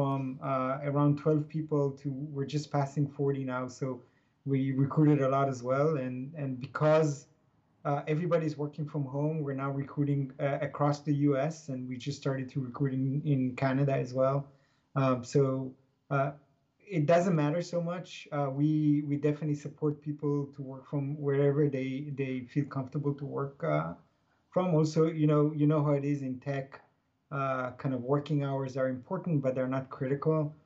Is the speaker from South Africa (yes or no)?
no; Israel; moved away as an adult; now in United States; as you can hear from my accent and from my name, I was born and raised in Israel. I came to the U.S. in 2006.